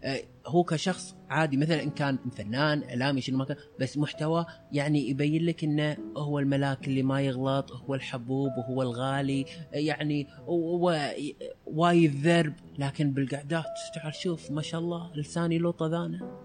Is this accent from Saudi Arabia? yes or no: no; United Arab Emirates; عندنا بالإمارات